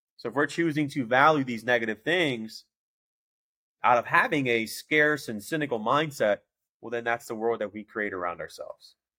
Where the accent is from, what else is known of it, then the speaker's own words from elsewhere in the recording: Chicago, Illinois, United States; I know I'm from Chicago